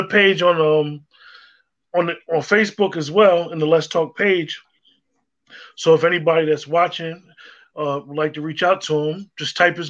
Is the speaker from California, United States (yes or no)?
no; North New Jersey, United States; we're from North New Jersey, most of us